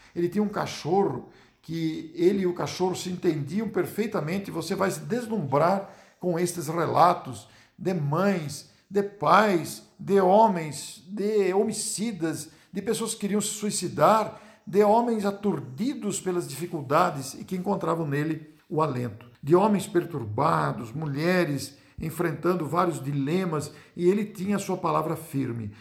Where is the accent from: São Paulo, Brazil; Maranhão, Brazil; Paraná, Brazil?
São Paulo, Brazil; Matão; sou de Matão